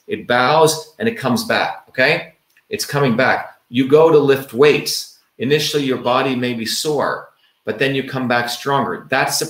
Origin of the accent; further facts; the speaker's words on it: India; moved away; growing up in the Indian village